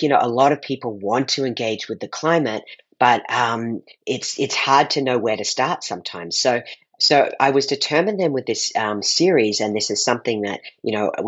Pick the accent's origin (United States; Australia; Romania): Australia; I grew up in Australia, so I grew up eating every morning yeast paste, otherwise known as Vegemite